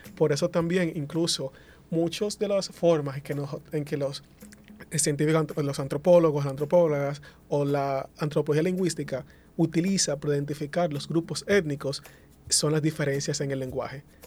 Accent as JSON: {"language": "Spanish", "country": "Dominican Republic", "accent": "Dominican Spanish", "first_language": "Spanish", "said": "dos hablantes nativos del dominicano, el español dominicano"}